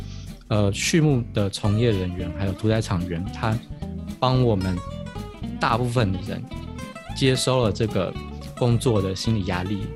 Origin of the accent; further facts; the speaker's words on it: Taiwan; 哦，我们台湾人都去什么国外国家当台劳之类的